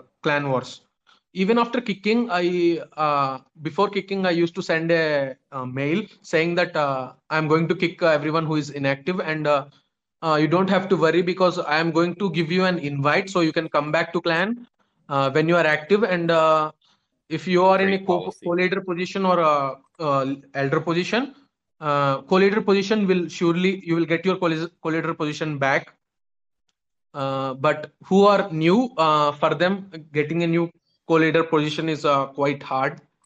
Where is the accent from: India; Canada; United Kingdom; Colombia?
India; I'm actually from India